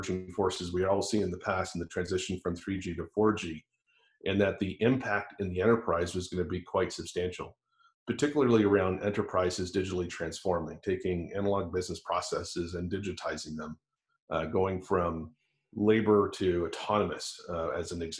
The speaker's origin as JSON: {"language": "English", "town": "Toronto", "region": "Ontario", "country": "Canada", "tie": "born or raised there", "also_born_or_lived": "California", "moved": "as an adult", "lives_now": "United States", "said": "I actually grew up, born and raised in Toronto, Canada"}